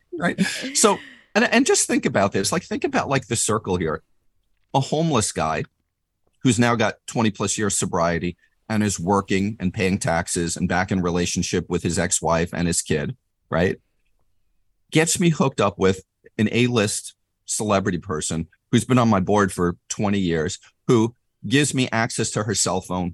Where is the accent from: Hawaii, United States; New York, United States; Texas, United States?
New York, United States; moved away as an adult; now in California, United States; I'm from New York originally, if my attitude or my accent didn't, didn't already, uh, uh, uh, spoil that.